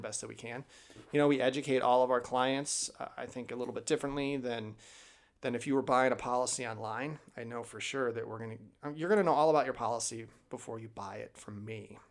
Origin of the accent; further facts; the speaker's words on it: Chicago, Illinois, United States; also born or lived in Pullman, Washington; now in Idaho, United States; I'm from Chicago originally